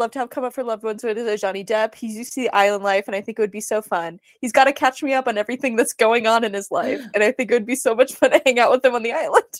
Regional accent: Mesa, Arizona, United States; So Jamie Lynn Ruiz, she and I are from the same hometown. We're both from Mesa, Arizona.

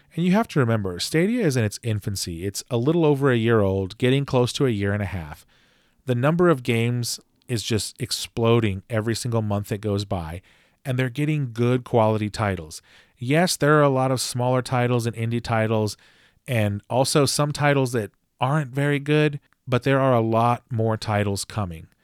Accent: Texas, United States; my home state of Texas

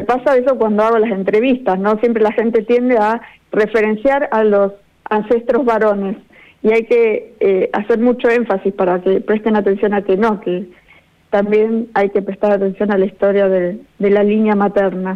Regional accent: Buenos Aires Province, Argentina; en mi propio lugar y, un poco también eh, ahondar un poco más en nuestra propia historia, porque siempre la provincia de Buenos Aires se ha visto como muy europea

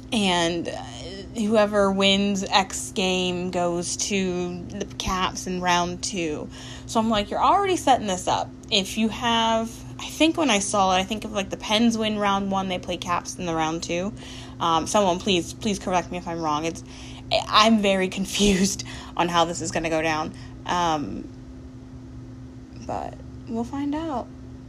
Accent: United States; I'm an American.

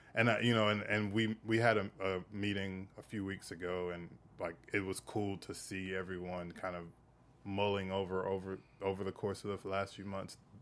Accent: the South, United States; I come from the South.

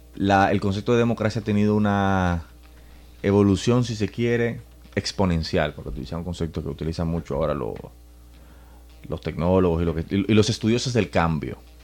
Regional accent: Santo Domingo, Distrito Nacional, Dominican Republic; nací y me crié en Santo Domingo

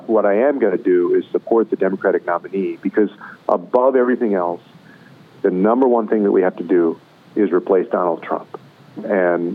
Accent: Texas, United States; my home state of Texas

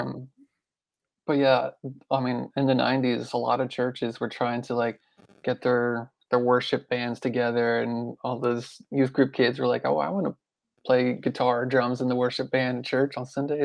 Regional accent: Pennsylvania, United States; moved away as an adult; now in Memphis, United States; I grew up in Pennsylvania

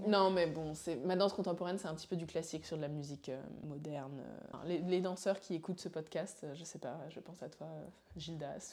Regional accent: Paris, Île-de-France, France; also born or lived in Montreal; je suis une petite Parisienne euh, qui a toujours vécu ici

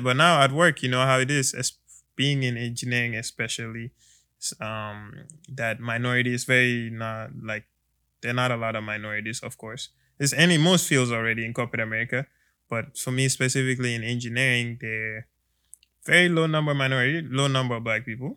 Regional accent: Gambia; now in United States; I am from the Gambia. I am from West Africa.

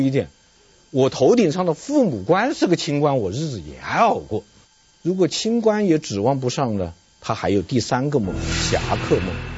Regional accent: China; 我们中国人呐，或者说我们传统社会的中国人，有三个梦

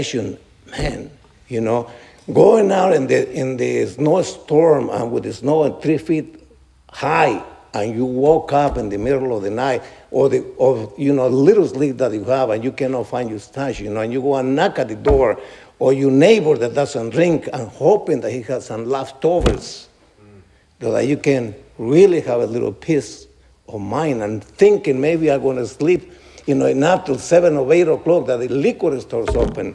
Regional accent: New Jersey, United States; I'm from New Jersey. Well, I've lived a long time from New Jersey

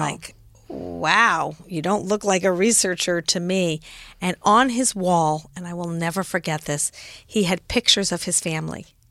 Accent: Los Angeles, California, United States; moved away as an adult; also born or lived in San Francisco / Frankfurt, Germany / New York; was born in San Francisco, grew up in Los Angeles, lived in Frankfurt, Germany for three years because my father was a doctor in the Army and, uh, then came back to L

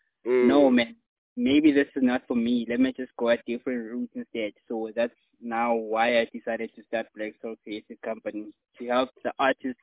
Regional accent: Kimberley, Northern Cape, South Africa; From Kimberley, based in Kimberley.

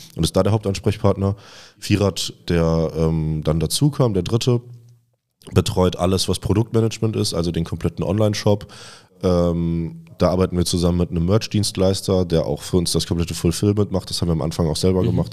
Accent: Cologne, North Rhine-Westphalia, Germany; also born or lived in Vienna; wir sind beide gebürtige Kölner und sind hier zusammen aufgewachsen

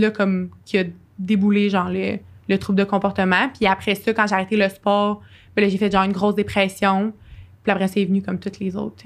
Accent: Sherbrooke, Quebec, Canada; je suis euh, Sherbrookeoise euh, d'origine. Euh, oui, c'est ça. J'ai, euh, je suis euh, née à Sherbrooke

